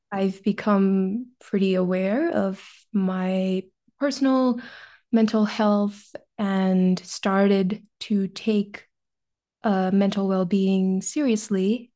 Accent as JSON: {"language": "English", "country": "India", "moved": "as an adult", "lives_now": "United States", "said": "I'm originally from India"}